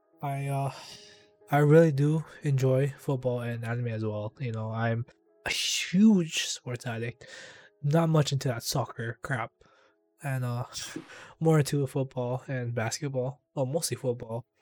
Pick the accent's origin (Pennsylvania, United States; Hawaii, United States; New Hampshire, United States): Hawaii, United States; Big Island of; I am also from the Big Island of Hawaii